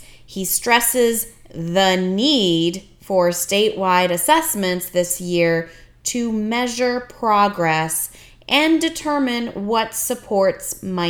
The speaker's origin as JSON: {"language": "English", "country": "Canada", "tie": "born or raised there", "moved": "yes", "said": "I'm, you know, Canadian. I grew up in Canada. I did my university, college, all that mm-hmm. in Canada."}